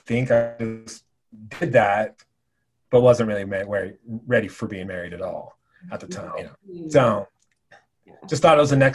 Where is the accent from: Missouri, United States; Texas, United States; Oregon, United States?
Oregon, United States; moved away as an adult; now in Wyoming, United States; Growing up in Oregon, University of Oregon was probably my first choice